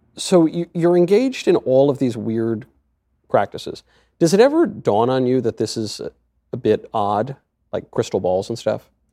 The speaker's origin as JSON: {"language": "English", "area": "Westchester", "region": "New York", "country": "United States", "tie": "born or raised there", "said": "I grew up in Westchester"}